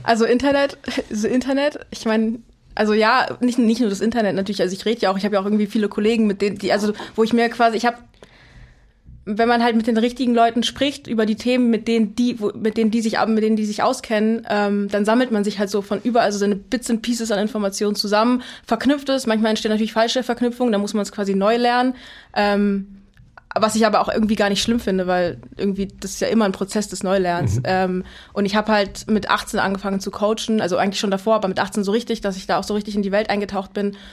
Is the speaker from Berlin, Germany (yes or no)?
yes; Berlin, Germany; komme aus Berlin, ähm, also ah. nicht ursprünglich, aber ich bin mit Berlin aufgewachsen